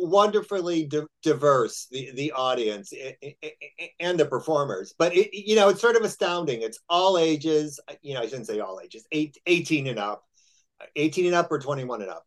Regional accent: Chicago, Illinois, United States; moved away; also born or lived in Texas; I'm from Chicago

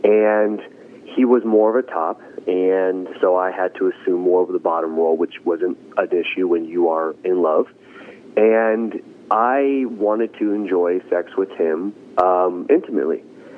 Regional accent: Santa Monica, California, United States; now in Long Beach, United States; Well, I grew up in Los Angeles, born and raised on the west side, Santa Monica, truly the surfer type boy growing up.

